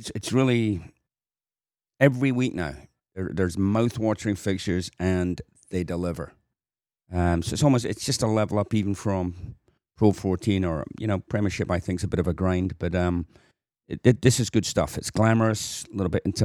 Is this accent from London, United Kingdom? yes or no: no; Glasgow, Scotland, United Kingdom; Glasgow Warriors, my hometown boy